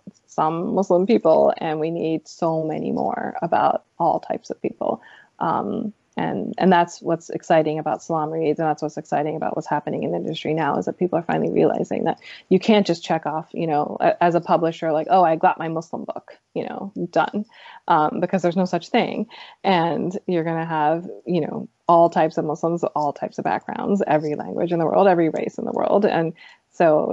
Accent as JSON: {"language": "English", "country": "United States", "said": "I'm a Pakistani American"}